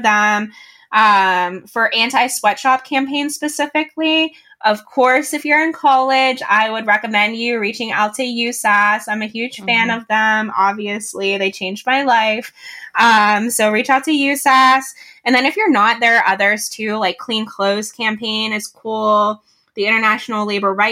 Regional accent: Pittsburgh, Pennsylvania, United States; I'm from Pittsburgh, Pennsylvania

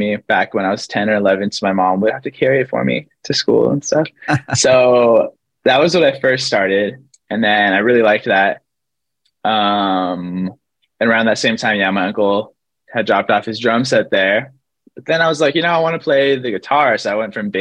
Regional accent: Kent, Washington, United States; moved away as an adult; also born or lived in Arizona; now in Los Angeles, United States; I was born and raised in a place called Kent, Washington.

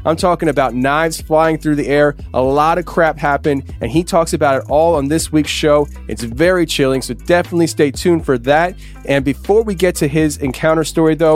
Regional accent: Pennsylvania, United States; I'm from Pennsylvania.

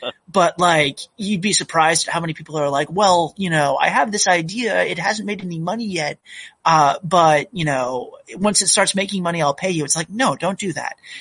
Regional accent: Massachusetts, United States; moved away as an adult; also born or lived in North Carolina; now in Oregon, United States; I really grew up in Massachusetts.

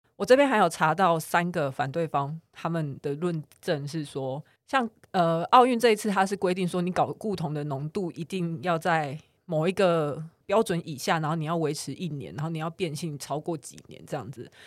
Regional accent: Taiwan; 但他突然有一天就是被我们台湾人打败了

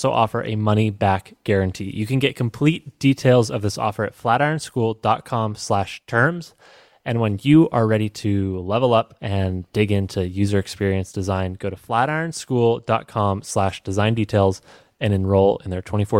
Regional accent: Evergreen, Colorado, United States; You're in my home state

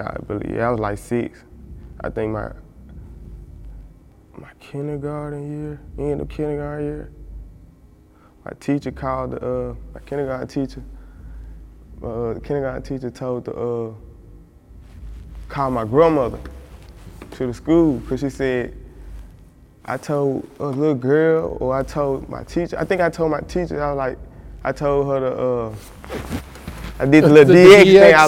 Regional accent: Memphis, Tennessee, United States; Growing up in South Memphis

